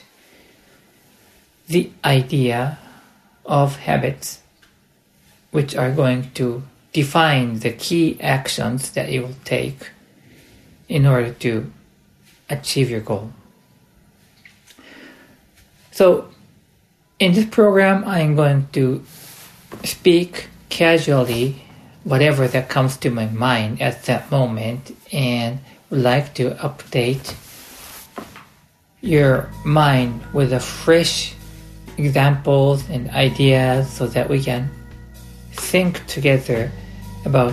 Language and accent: English; United States; also born or lived in United Kingdom; now in Japan; I grew up in the United States